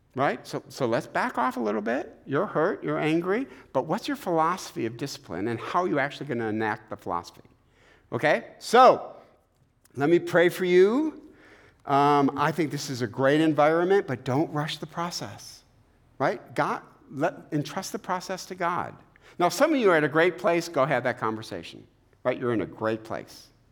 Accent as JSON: {"language": "English", "town": "Eastpointe", "region": "Michigan", "country": "United States", "tie": "born or raised there", "said": "We had no money growing up in East Detroit"}